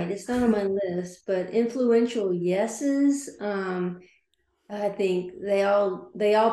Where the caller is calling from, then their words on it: Liberty Hill, Texas, United States; coming from the Austin, Texas area. I'm just northwest of Austin, Texas, in Liberty